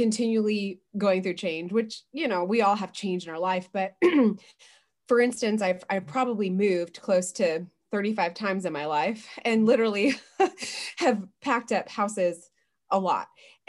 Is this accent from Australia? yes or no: no; West Coast, United States; I was born on the East Coast, but mostly raised on the West Coast of the United States.